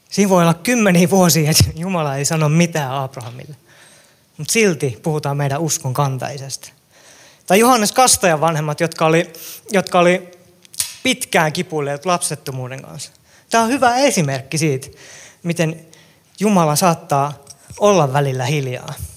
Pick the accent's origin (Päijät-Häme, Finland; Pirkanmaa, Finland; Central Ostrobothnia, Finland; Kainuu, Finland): Central Ostrobothnia, Finland; Kälviä; Mä oon syntynyt ja elänyt mun lapsuuteni Kälviälle, Kälviällä